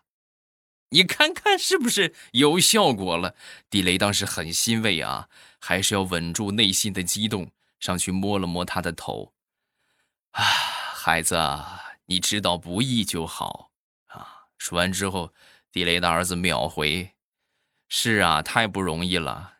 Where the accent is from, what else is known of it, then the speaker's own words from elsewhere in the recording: Shandong, China; 还有就是我们山东的黄焖鸡米饭